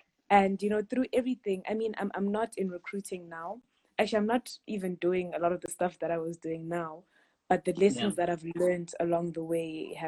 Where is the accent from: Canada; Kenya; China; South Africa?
South Africa; also born or lived in Harare, Zimbabwe; I was born in Harare, Zimbabwe, and my family moved to South Africa when I was 8. So then I did primary school, high school, varsity here.